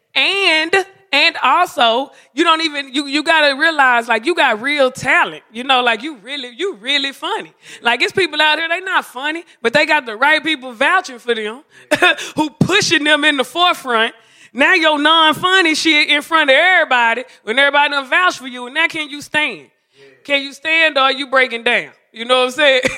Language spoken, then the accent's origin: English; Dallas, Texas, United States; moved away; I'm from Oak Cliff, Texas, Dallas.